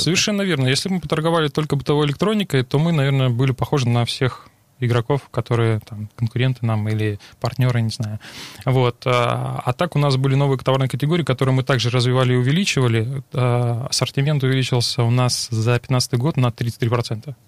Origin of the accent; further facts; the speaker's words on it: Rostov-on-Don, Rostov Oblast, Russia; also born or lived in Moscow / Krasnodar; Я ростовчанин